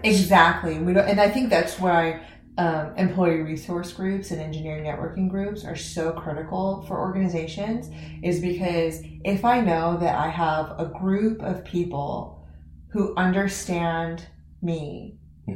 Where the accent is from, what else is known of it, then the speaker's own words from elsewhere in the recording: Fresno, California, United States; I grew up in Fresno, California